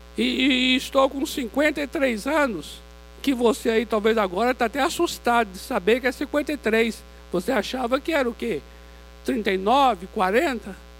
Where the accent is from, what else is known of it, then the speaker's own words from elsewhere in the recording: Vitória da Conquista, Bahia, Brazil; moved away; eu sou baiano de Vitória da Conquista